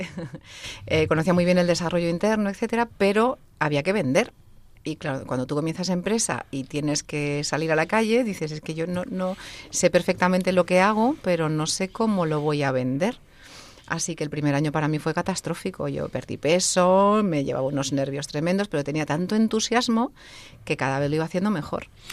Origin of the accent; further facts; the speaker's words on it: Salamanca, Castile and León, Spain; Yo soy de Salamanca